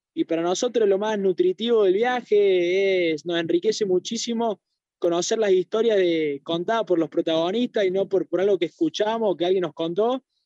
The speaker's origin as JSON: {"language": "Spanish", "country": "Argentina", "said": "ser argentinos"}